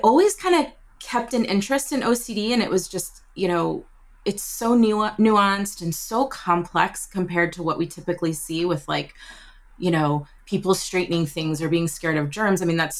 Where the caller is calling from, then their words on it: New York, United States; Oh, thank you. I'm joining you from New York. I live in New York.